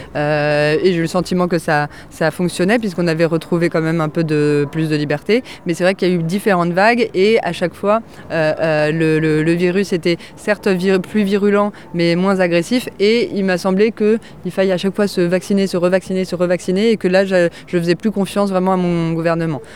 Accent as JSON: {"language": "French", "country": "France", "tie": "born or raised there", "said": "je suis née en France"}